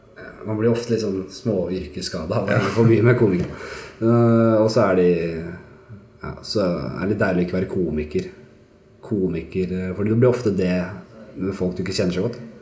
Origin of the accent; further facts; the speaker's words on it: Oslo, Norway; Og vi vokste opp i Granstveien på Bekkelaget og hadde det jævlig ålreit der.